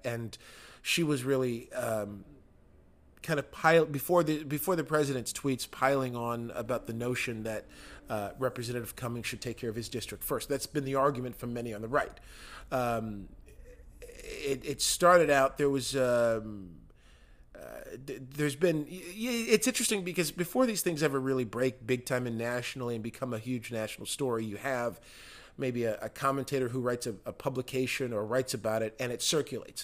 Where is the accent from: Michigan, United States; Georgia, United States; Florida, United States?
Michigan, United States; my home state of Michigan.